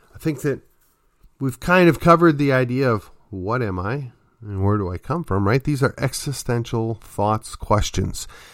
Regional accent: just outside of Milwaukee, Wisconsin, United States; I come from the Midwest. I come from an area just outside of Milwaukee

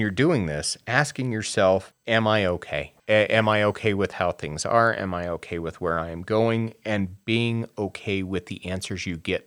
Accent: Wyoming, United States; being a gay person, I grew up in Wyoming

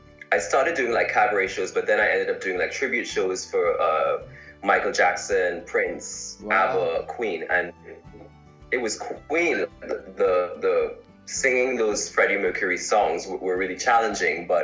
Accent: Trinidad & Tobago; moved away as an adult; also born or lived in Shanghai; now in United Kingdom; I am originally from Trinidad and Tobago. And for those who don't know, that is in the Caribbean. It's a twin island, but I am from Trinidad. And I grew up there

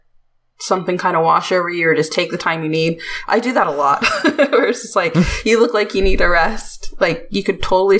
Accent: United States; I'm American

